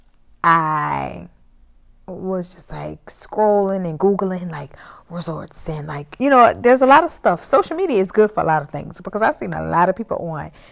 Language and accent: English; New Orleans, Louisiana, United States; I'm from New Orleans